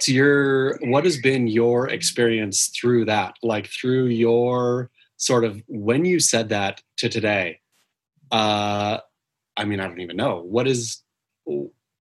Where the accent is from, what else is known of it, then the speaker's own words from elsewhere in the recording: Oregon, United States; I grew up in Oregon